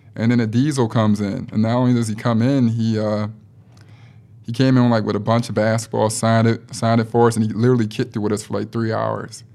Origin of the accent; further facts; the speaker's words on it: Chicago, Illinois, United States; I'm from Chicago